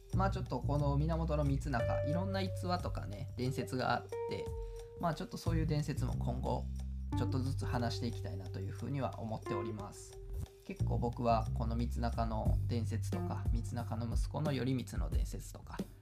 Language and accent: Japanese; Kawanishi, Hyogo, Japan; 僕の出身地でもある、えー、兵庫県川西市